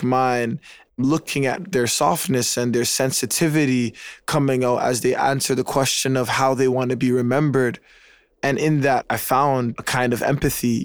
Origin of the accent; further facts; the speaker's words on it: Toronto, Ontario, Canada; I was raised in Regent Park. It's the first and largest housing project in Canada. It's right at the center of downtown Toronto